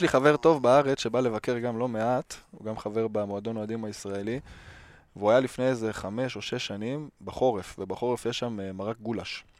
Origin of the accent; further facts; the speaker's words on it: the Ruhr area, North Rhine-Westphalia, Germany; moved away; האזור של, אה, שגם אני מגיע ממנו